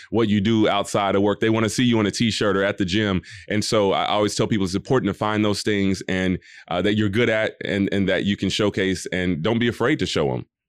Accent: Atlanta, Georgia, United States; I grew up in Atlanta, Georgia

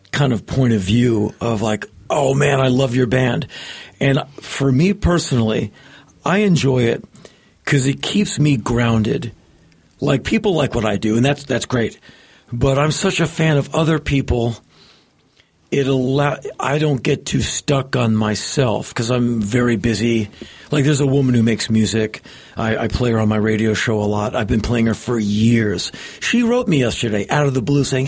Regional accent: Washington, District of Columbia, United States; moved away as an adult; now in Los Angeles, United States; I grew up in Washington, right, DC

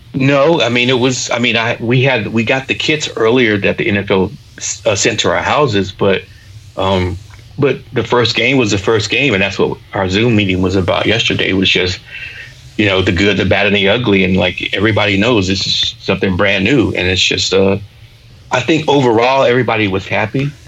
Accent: Augusta, Georgia, United States; also born or lived in South Carolina; now in Atlanta, United States; I was raised in Augusta, I'm going to rep Georgia

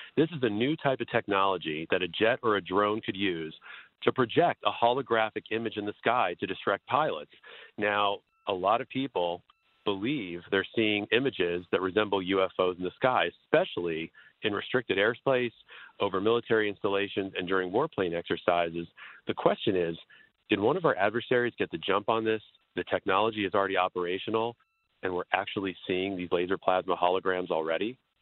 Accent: Florida, United States; I'm actually from Florida

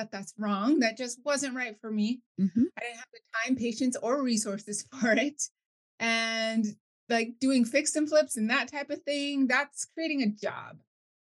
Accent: New Mexico, United States; moved away as an adult; now in California, United States; I was originally born and raised in New Mexico

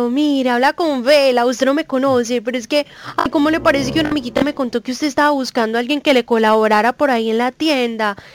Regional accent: Antioquia, Colombia; Porque no sé si usted sabía, pero yo soy paisa y las paisas pues somos la cosa más consentidora del mundo

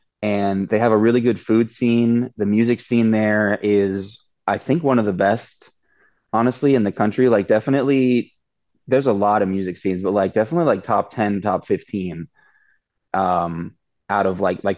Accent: Orlando, Florida, United States; moved away as an adult; now in Las Vegas, United States; I grew up in Orlando

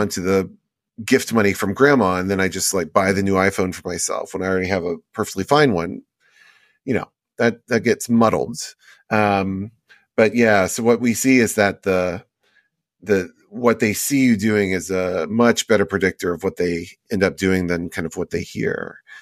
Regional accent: Houston, Texas, United States; also born or lived in Las Vegas; I grew up in Houston, but a lot of my time was spent in Vegas

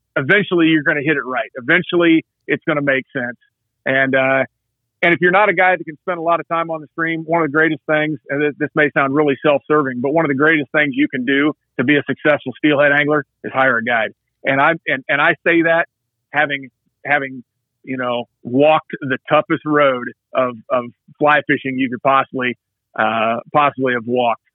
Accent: Southern Indiana, United States; I hail from Southern Indiana

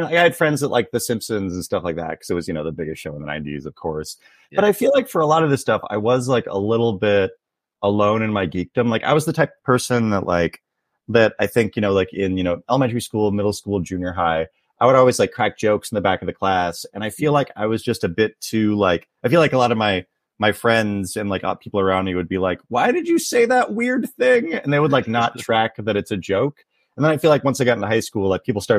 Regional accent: Tulalip Reservation, north of Seattle, Washington, United States; moved away as an adult; now in Los Angeles, United States; I grew up on the Tulalip Reservation, which is about 45 minutes north of Seattle

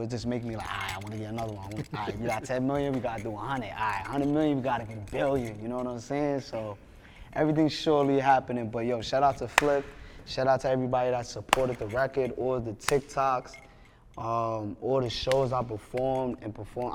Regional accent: New York City, New York, United States; I'm from Brooklyn

